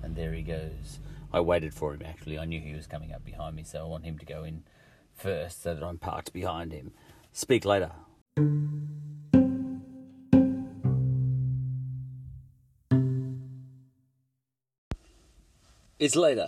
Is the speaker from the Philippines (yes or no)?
no; Australia; also born or lived in England; I'm an Aussie